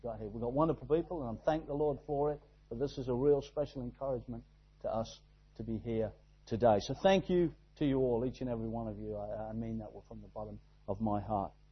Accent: Exeter, South West England, United Kingdom; we are from Exeter, down in the southwest of England, right down there in God's country, tucked away

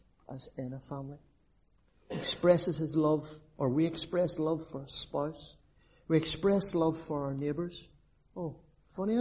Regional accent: Belfast, Northern Ireland, United Kingdom; now in Cork, Ireland; I'm actually down in Cork. I'm originally from the Shankill.

